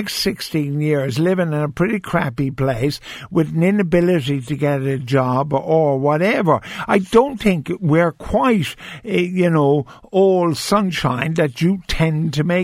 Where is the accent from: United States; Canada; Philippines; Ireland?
Ireland